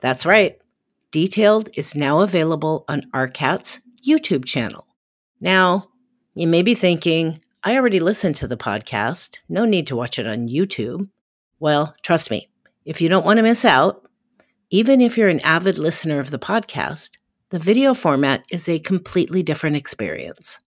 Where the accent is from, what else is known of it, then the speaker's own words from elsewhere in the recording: Portland, Oregon, United States; my hometown, downtown Portland, Oregon